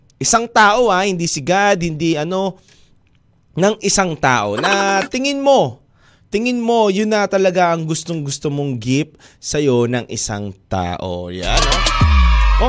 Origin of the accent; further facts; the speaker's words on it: Cebu, Central Visayas, Philippines; sa hometown ko, Cebu